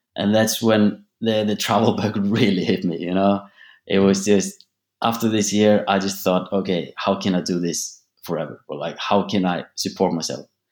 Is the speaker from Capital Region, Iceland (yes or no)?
no; Akureyri, Northeastern Region, Iceland; moved away as an adult; also born or lived in Sweden; I'm from North Iceland. It's a, it's a small town called Akureyri. Um, actually, the second biggest city in Iceland, but uh, it's only population of about 18,000 people. I was born in Sweden, actually, but then I moved here when I was uh, just two years old